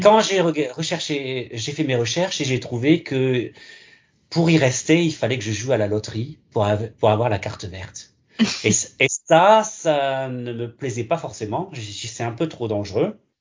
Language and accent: French; Alsace, Grand Est, France; also born or lived in Gironde, France; now in Sydney, Australia; je viens, en fait, de France, en Alsace. Je suis né en Gironde, par contre.